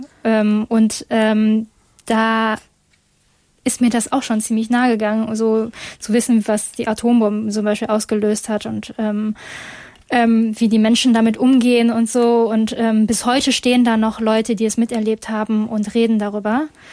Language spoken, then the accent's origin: German; Essen, North Rhine-Westphalia, Germany; ich komme eigentlich, also ich bin in Essen geboren